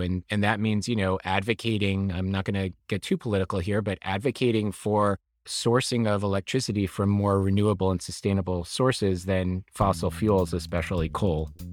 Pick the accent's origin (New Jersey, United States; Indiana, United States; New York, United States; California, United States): New York, United States; I am from New York. I was raised here